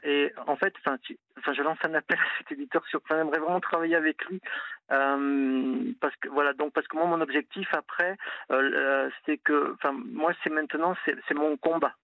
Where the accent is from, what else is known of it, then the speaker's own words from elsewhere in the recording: Toulouse, Occitania, France; moved away as an adult; now in Nantes, France; je suis Toulousain, je suis venu à Nantes il y a 20 ans